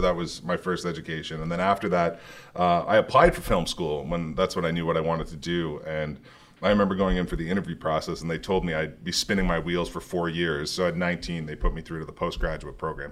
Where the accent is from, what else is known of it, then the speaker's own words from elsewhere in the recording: Toronto, Ontario, Canada; I grew up in Toronto, Canada.